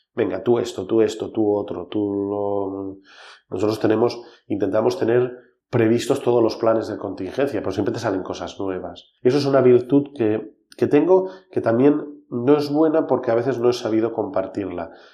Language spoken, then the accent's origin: Spanish; Val d'Aran, Catalonia, Spain; Somos el Valle de Arán, vivimos 10.000 personas.